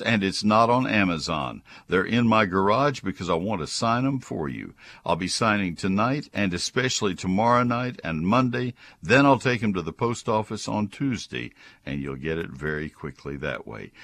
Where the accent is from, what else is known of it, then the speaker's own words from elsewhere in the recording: College Station, Texas, United States; my hometown from my childhood of College Station